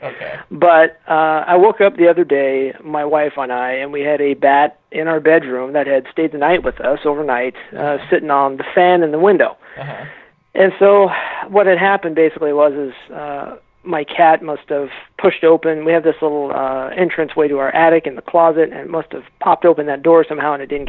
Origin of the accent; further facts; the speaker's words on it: Western Washington, United States; I grew up in Washington State